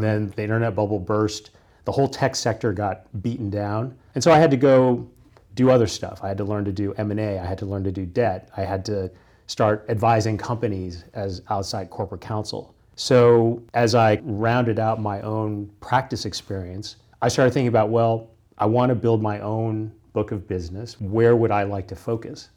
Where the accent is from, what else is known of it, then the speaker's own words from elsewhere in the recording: Kansas, United States; moved away; I grew up in the Midwest. I grew up in Kansas.